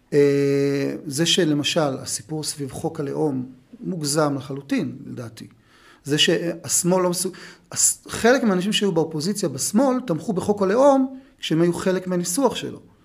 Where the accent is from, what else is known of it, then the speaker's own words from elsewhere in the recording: Beersheba, Southern District, Israel; אני גדלתי בבית אה, דתי מסורתי בבאר שבע